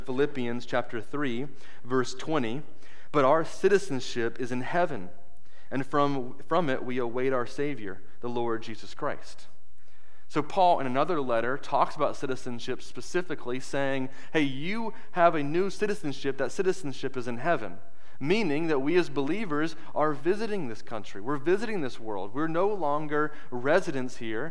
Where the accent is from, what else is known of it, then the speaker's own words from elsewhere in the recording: United States; I was an American